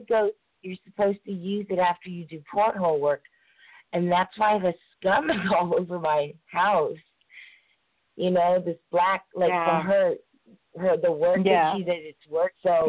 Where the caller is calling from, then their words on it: Oakwood, Georgia, United States; I'm from Oakwood, Georgia.